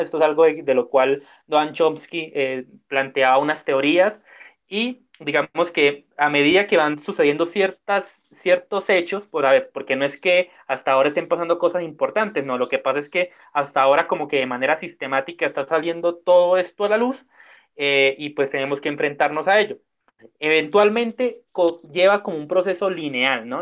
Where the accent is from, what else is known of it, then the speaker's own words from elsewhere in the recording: Cúcuta, Norte de Santander, Colombia; somos cinco hijos de Cúcuta